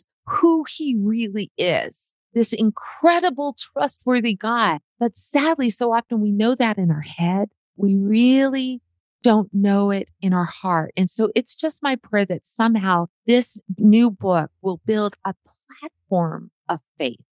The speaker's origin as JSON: {"language": "English", "region": "Montana", "country": "United States", "said": "from Montana"}